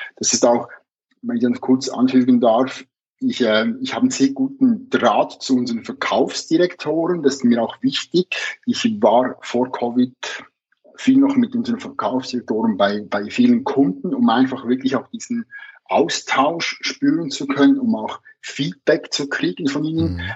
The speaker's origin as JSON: {"language": "German", "country": "Switzerland", "said": "bei uns in der Schweiz"}